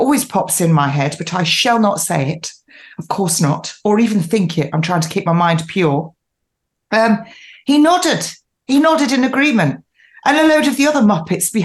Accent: United Kingdom; now in East Sussex, United Kingdom; I am originally from the Midlands, a mining town

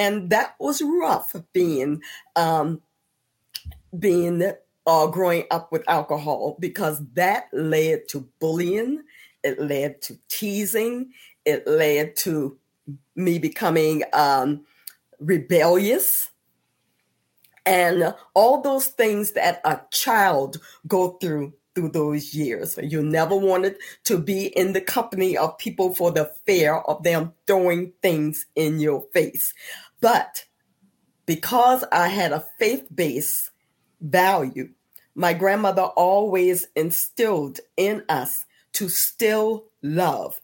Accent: Johns Island, South Carolina, United States; born or raised there; also born or lived in Columbia, South Carolina

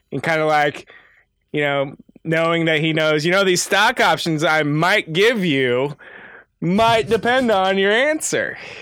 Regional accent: Midwest, United States; we're from the Midwest. Oh, Chicago has the L train, but where I'm from, good luck on any sort of mass transit

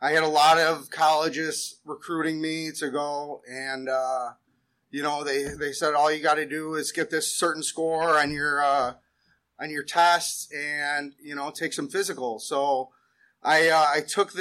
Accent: West Seneca, New York, United States; also born or lived in South Buffalo; I was born in South Buffalo. I grew up in West Seneca.

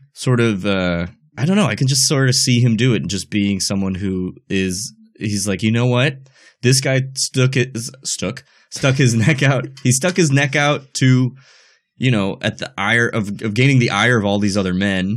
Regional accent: United States; As an American

